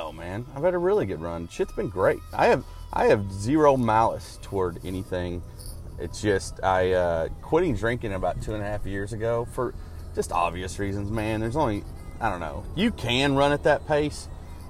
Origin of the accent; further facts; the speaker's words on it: Arkansas, United States; growing up in Arkansas